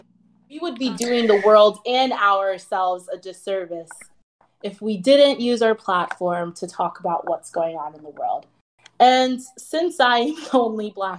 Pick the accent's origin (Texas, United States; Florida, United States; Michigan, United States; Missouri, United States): Florida, United States; South; also born or lived in Milwaukee, Wisconsin; growing up in South Florida, being Black